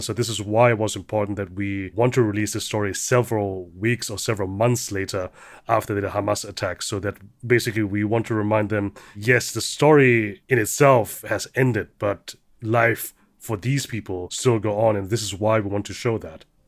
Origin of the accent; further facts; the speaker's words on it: Germany; I'm the son of immigrant parents. growing up in Germany